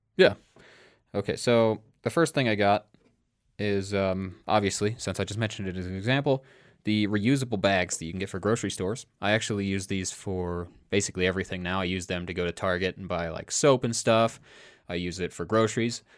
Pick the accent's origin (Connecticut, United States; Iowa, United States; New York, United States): Iowa, United States; We grew up in Iowa